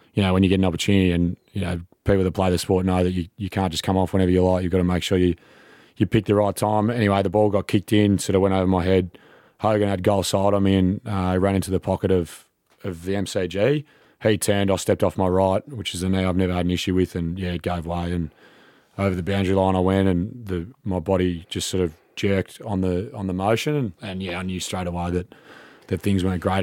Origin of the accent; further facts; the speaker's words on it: Melbourne, Victoria, Australia; moved away as an adult; also born or lived in Sydney; I made the move back to Melbourne, you know, my hometown with the family and, and friends all down here